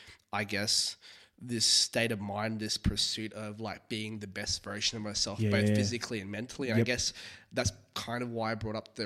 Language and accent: English; Singapore; You know, especially growing up in Singapore as well, where education is very, very is a top priority.